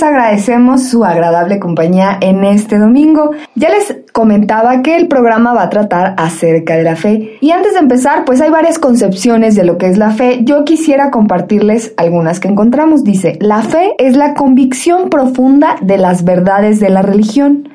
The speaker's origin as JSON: {"language": "Spanish", "country": "Mexico", "said": "nosotros como mexicanos"}